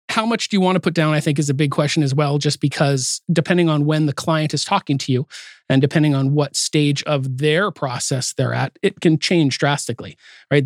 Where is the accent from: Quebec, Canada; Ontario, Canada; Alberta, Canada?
Alberta, Canada; Calgary; also born or lived in Salmon Arm; now in Port Coquitlam, Canada; I'm from Calgary